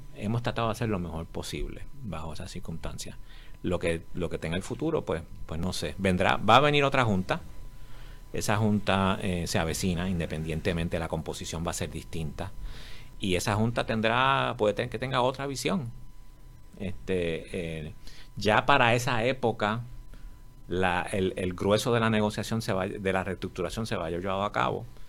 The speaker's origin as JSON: {"language": "Spanish", "country": "Puerto Rico", "said": "yo soy de Puerto Rico y soy hombre de negocios aquí"}